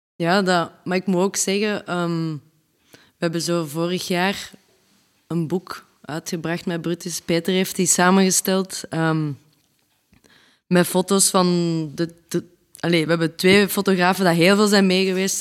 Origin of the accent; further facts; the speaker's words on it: Leuven, Flanders, Belgium; we zijn een band van België uit Leuven